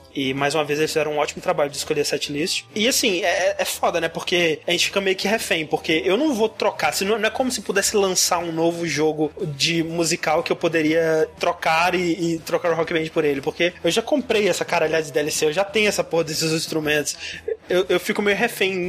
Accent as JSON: {"language": "Portuguese", "country": "Brazil", "said": "eu nunca saí do Brasil"}